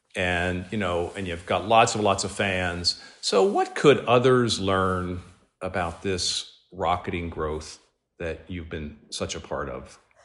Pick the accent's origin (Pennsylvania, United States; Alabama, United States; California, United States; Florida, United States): Pennsylvania, United States; near Penn National; I grew up near Penn National, and when I was younger, I used to go to the racetrack